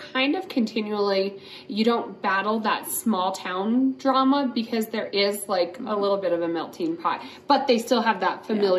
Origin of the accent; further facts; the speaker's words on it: Western Slope, Colorado, United States; now in Colorado Springs, United States; The reason why I moved here from the Western Slope was awesome. Like we grew up skiing on Fridays